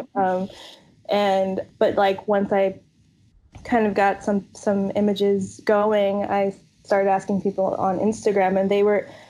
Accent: New York City, New York, United States; also born or lived in South Carolina / New Orleans; I grew up in New York, New York City, and like upstate New York, like outside the city

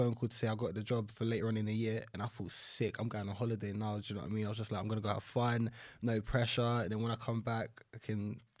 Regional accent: London, United Kingdom; Northeast London, so like the Chingford, Walthamstow area.

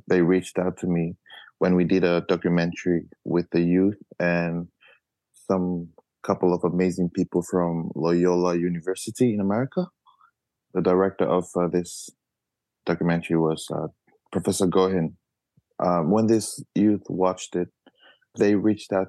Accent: Tuvalu; I'm 28 years old this year. And I'm from Tuvalu.

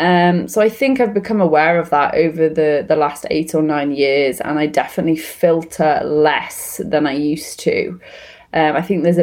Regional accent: Wales, United Kingdom; moved away as an adult; also born or lived in London; I won't be offended by someone saying that because I am Welsh. But that's gone through a change from growing up in Wales, living very close to the English border, and then studying and working in London.

